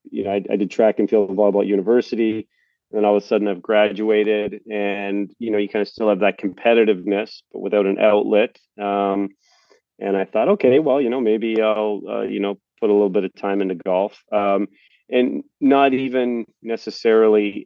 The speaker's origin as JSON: {"language": "English", "region": "Prince Edward Island", "country": "Canada", "tie": "born or raised there", "said": "growing up in Prince Edward Island in Canada"}